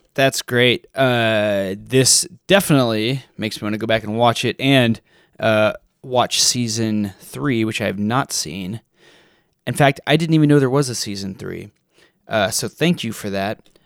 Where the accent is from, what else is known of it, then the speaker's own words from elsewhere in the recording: Texas, United States; I'm from Texas